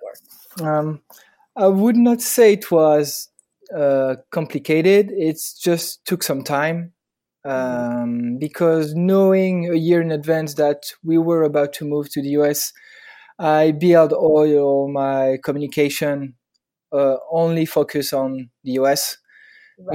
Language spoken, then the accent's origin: English; Paris, Île-de-France, France; accent: French; English is a second language; now in Hoboken, United States; I'm from France, obviously, and Paris, born and raised.